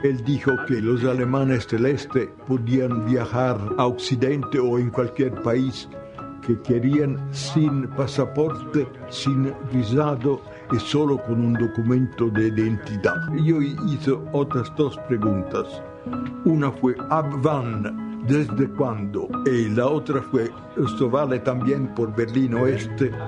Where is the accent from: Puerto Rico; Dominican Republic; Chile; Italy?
Italy; Spanish is a second language; soy un periodista italiano soy un joven de 90 años